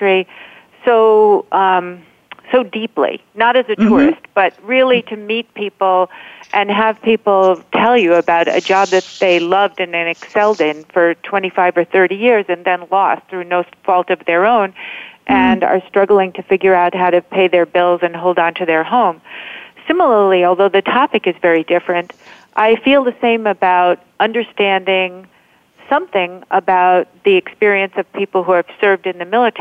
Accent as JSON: {"language": "English", "region": "Rhode Island", "country": "United States", "tie": "born or raised there", "moved": "as an adult", "lives_now": "New York metropolitan area, United States", "said": "I grew up in Rhode Island, and then most of my adult life I've spent in the New York metropolitan area."}